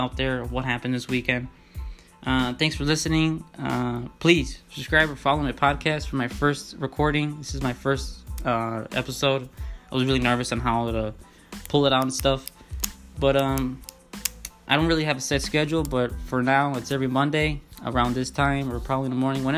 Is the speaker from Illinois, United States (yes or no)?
yes; Chicago, Illinois, United States; I'm from Chicago